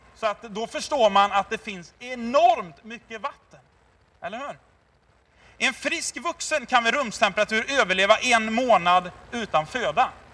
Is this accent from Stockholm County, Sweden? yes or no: no; Tidaholm, Västra Götaland, Sweden; jag är uppväxt i Tidaholm, Labbo city för er som är lite äldre